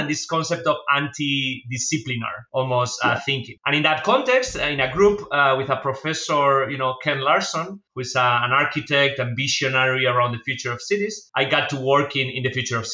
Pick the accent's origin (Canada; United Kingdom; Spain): Spain; English is a second language; moved away as an adult; as you can tell from my accent, I'm not from the US, I'm from Spain.